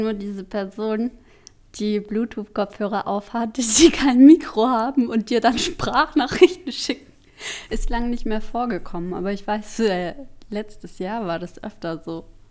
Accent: Germany; ich komme aus Deutschland

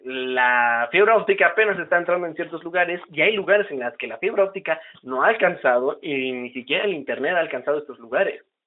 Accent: Huauchinango, Puebla, Mexico; now in Tlaxcala, Mexico; en mi pueblito, de donde yo vengo, porque actualmente estoy viviendo en Tlaxcala, yo radico en Tlaxcala, capital este, aquí ya hay fibra óptica, ¿no? No tengo el dato exacto de hace cuánto ya está la fibra óptica aquí, pero digamos en mi pueblito Huauchinango

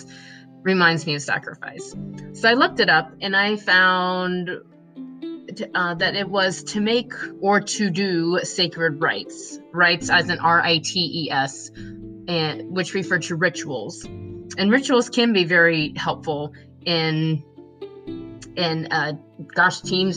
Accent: Cassella, Ohio, United States; I grew up in Maria Stein, Ohio, actually a small town outside of Maria Stein called Casella

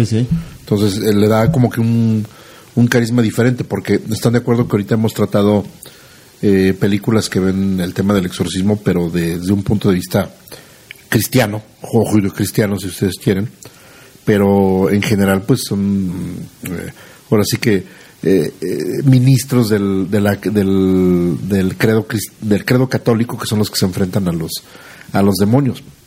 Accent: Aguascalientes, Mexico; los que somos de aquí de Aguascalientes

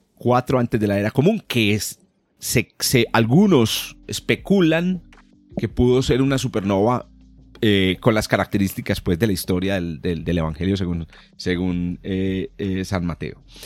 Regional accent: Colombia; los dos somos de origen colombiano

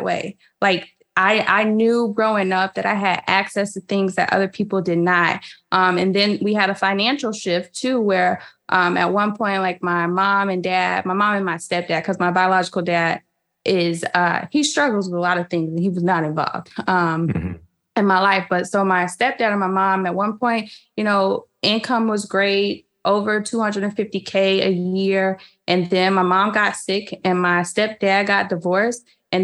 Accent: Riverdale, Illinois, United States; also born or lived in Chicago; I grew up at one point in Riverdale, and Riverdale had a 606 area code while I was living there

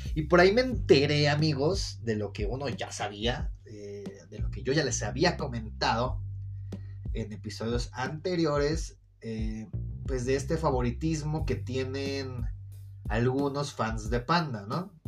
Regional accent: Mexico City, Mexico; de cómo hablo, lo cual si hablo de la verga, pues nací en Iztapalapa

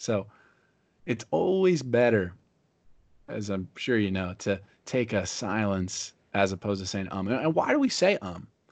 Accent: Pennsylvania, United States; now in Fort Myers, United States; I live in Fort Myers, Florida now. I'm from Pennsylvania.

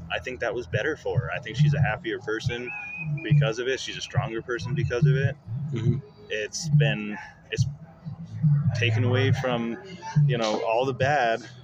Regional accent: Apache Junction, Arizona, United States; also born or lived in Queen Creek, Arizona / Mesa, Arizona; Born and raised, I lived in Apache Junction until about high school, and then moved to Queen Creek

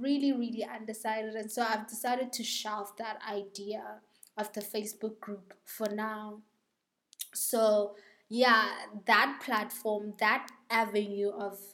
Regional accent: South Africa; South Africa, my home country

